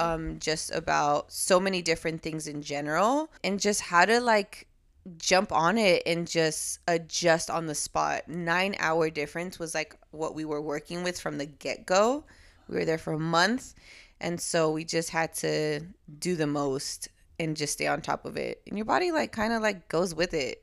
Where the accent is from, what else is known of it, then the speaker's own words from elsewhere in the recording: Los Angeles, California, United States; also born or lived in Puerto Rico; I was raised in L A, so I do fully rep both